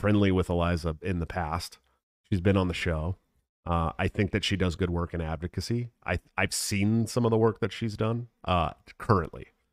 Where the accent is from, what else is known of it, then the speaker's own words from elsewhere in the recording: Bay Area, California, United States; moved away; I'm from the Bay Area, right? Born and raised in California, Bay Area